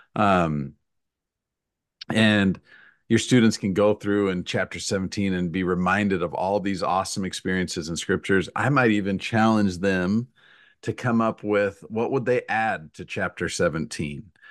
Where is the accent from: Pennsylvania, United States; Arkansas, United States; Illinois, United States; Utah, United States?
Utah, United States; moved away as an adult; now in Missouri, United States; I've lived in Missouri for fifteen years. Uh, I grew up in Utah